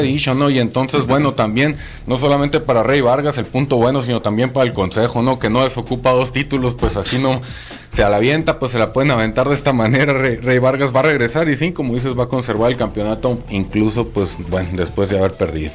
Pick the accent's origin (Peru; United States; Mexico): Mexico; somos afortunados los mexicanos